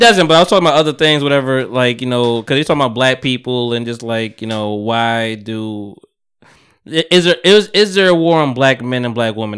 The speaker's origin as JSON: {"language": "English", "region": "New York", "country": "United States", "said": "I'm from New York. Like, I'm around New York"}